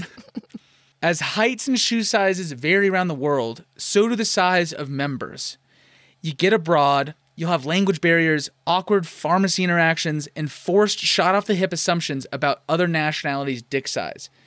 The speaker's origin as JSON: {"language": "English", "region": "Arizona", "country": "United States", "tie": "born or raised there", "said": "I'm from Arizona, the Grand Canyon State"}